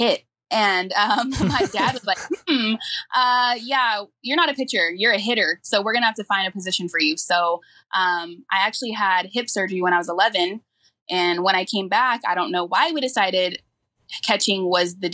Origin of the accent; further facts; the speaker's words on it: Lakewood, California, United States; I grew up in Lakewood, California, and it's a big sports town.